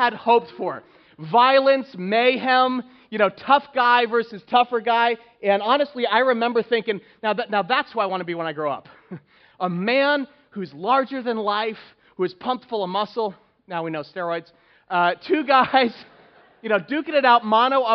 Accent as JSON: {"language": "English", "region": "Northeast", "country": "United States", "tie": "born or raised there", "said": "Growing up in the Northeast"}